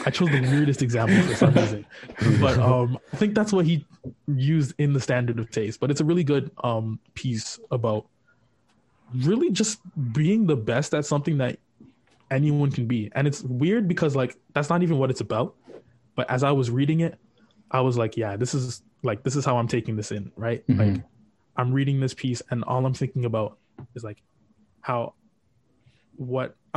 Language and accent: English; Brampton, Ontario, Canada; also born or lived in Hamilton; I am in Brampton